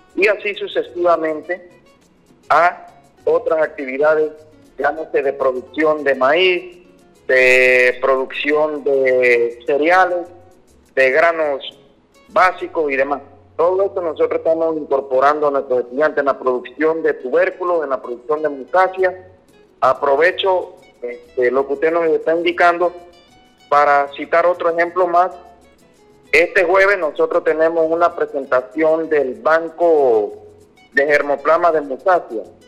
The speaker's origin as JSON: {"language": "Spanish", "country": "Panama", "said": "somos nosotros los panameños"}